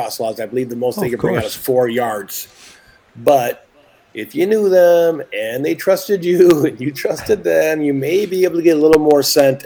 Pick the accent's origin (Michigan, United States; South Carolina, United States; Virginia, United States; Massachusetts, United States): Michigan, United States; I'm lucky enough to be born and raised in Michigan